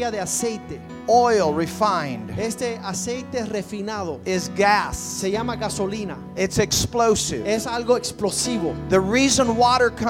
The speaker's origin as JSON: {"language": "English", "region": "Ohio", "country": "United States", "tie": "born or raised there", "said": "I was raised in Northwest Ohio."}